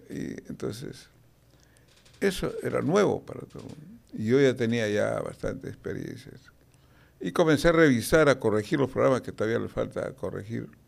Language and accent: Spanish; France; Spanish is a second language; Y cuando hablas de becas, pues, te, negaba porque soy francés.